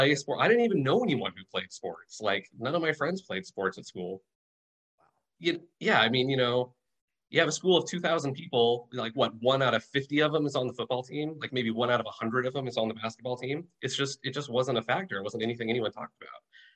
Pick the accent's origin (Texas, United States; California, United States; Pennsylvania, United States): California, United States; Sacramento; moved away as an adult; also born or lived in San Luis Obispo; now in Southern California, United States; I grew up in Sacramento